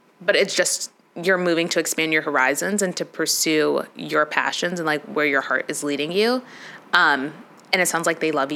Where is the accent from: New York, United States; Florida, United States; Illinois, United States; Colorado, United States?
Illinois, United States; Chicago; I'm from Chicago